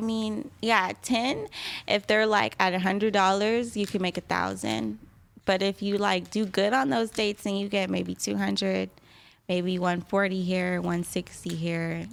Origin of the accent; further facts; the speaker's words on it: San Diego, California, United States; also born or lived in Kansas City, Missouri; I live, I grew up in San Diego.